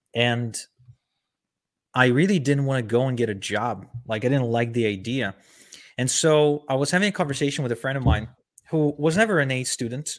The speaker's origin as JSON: {"language": "English", "country": "Ukraine", "tie": "born or raised there", "also_born_or_lived": "Israel", "moved": "yes", "said": "I was born and raised in Ukraine"}